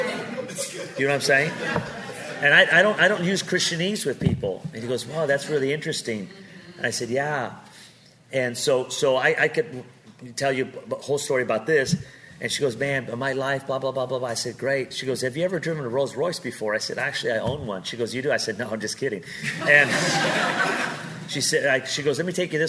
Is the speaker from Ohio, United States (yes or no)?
no; Pico Rivera, California, United States; also born or lived in Seattle; now in Las Vegas, United States; I'm some guy from Pico Rivera, California